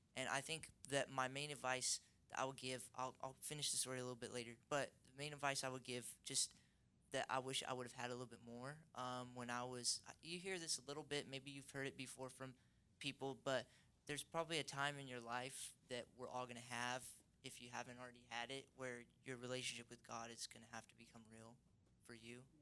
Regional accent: Seattle, Washington, United States; I'm from Seattle

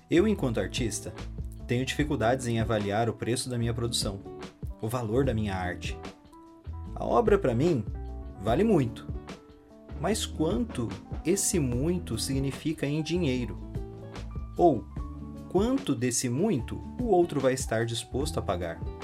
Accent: Brazil; Eu, como brasileiro

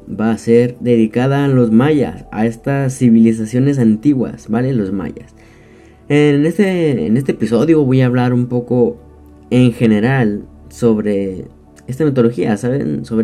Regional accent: Mexico; Este, no sé de en qué país seas, pero para que sepas que yo soy de México, claro.

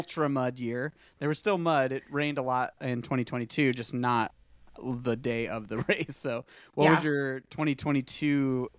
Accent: Iowa, United States; So, I mean, I grew up in Iowa, and I can say that Spain's probably a better option in April than Iowa.

